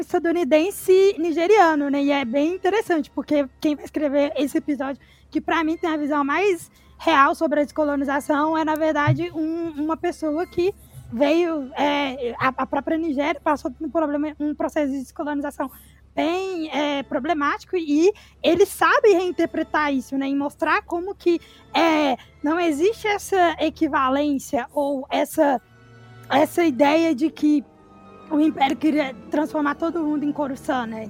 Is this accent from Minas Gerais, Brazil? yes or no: yes; Ribeirão das Neves, Minas Gerais, Brazil; Eu sou de Ribeirão das Neves, região metropolitana de Belo Horizonte, Minas Gerais